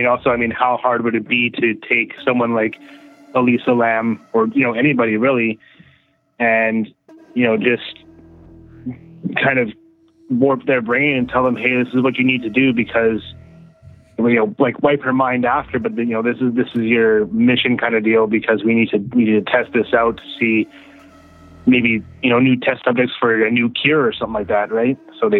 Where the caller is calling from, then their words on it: Manitoba, Canada; from Manitoba.